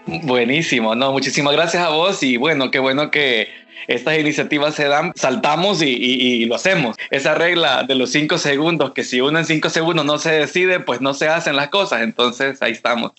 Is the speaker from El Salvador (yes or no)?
yes; El Salvador; moved away as an adult; also born or lived in Costa Rica; now in Los Angeles, United States; yo soy salvadoreño